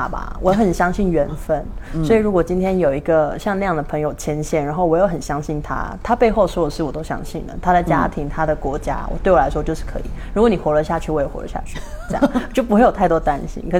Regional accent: Mexico; 墨西哥人，

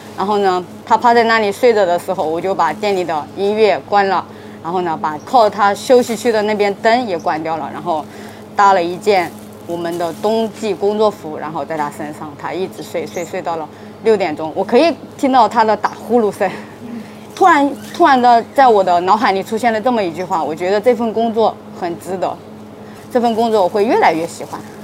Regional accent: Anhui, China; now in Wuhan, China; 我是安徽人，九零后，是这家店的创客，就是 Today 的一个店长，就是负责这家店全部的一个运营

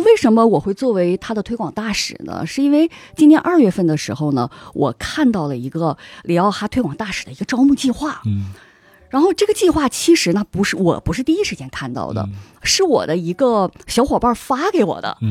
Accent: Harbin, Heilongjiang, China; accent: Northeastern; moved away as an adult; also born or lived in Beijing / Spain; 我年轻的时候，就是在我的家乡哈尔滨，那个嗯。时候其实我几乎不喝酒

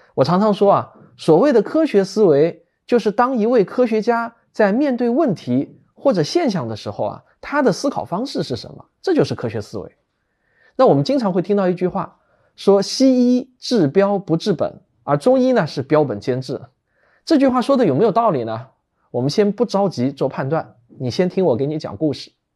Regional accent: China; 我们中国人

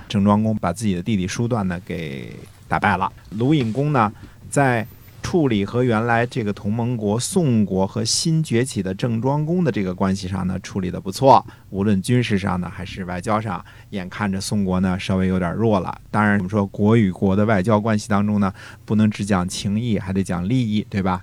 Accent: China; 我们中国人最容易的就是你说你的，我说我的

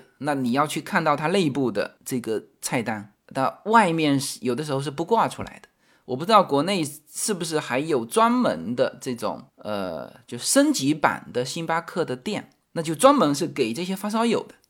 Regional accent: China; moved away; 因为我从中国移民过来嘛，所以我其实对于中国的文化接触的是更多的。

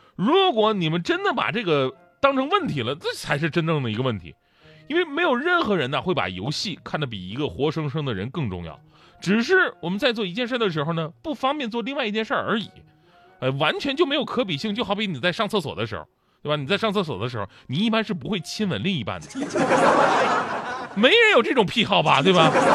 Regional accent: China; 我们中国人

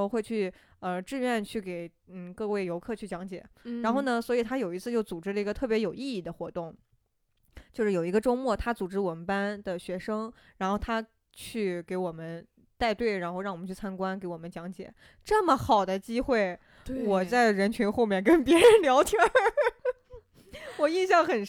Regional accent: Shaanxi, China; born there; 然后，尤其是像我还出生在陕西嘛，陕 {S0} 嗯 {S1} 西其实历史都很厉害了。

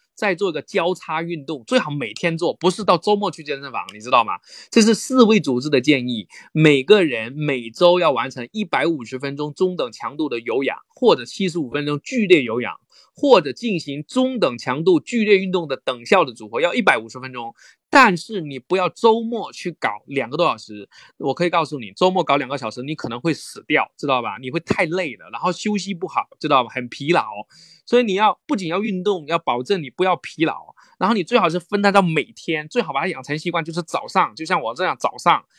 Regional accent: rural Fujian, China; moved away as an adult; now in Beijing, China; 我是福建农村长大，我大，我第一个大学生，然后来到了北京

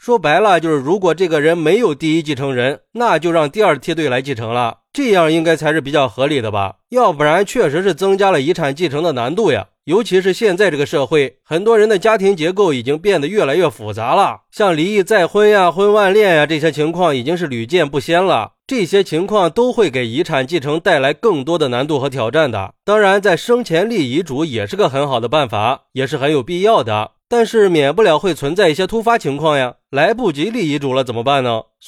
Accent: China; 我们中国人向来是重视亲情，法律意识都比较淡薄

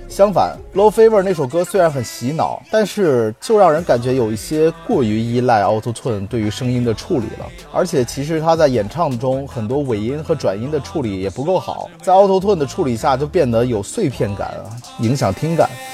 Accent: China; 我们中国人

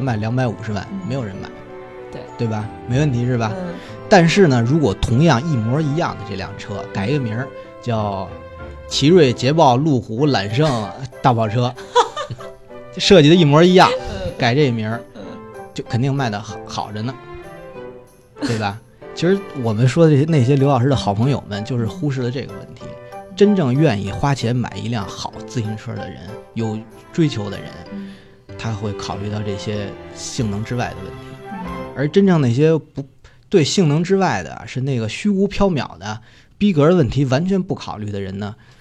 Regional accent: Xianghe, Hebei, China; 我们老家的香河肉饼

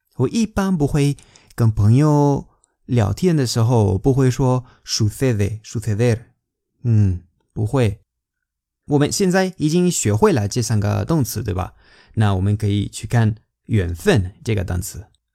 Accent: Spain; Chinese is a second language; 我们西班牙人

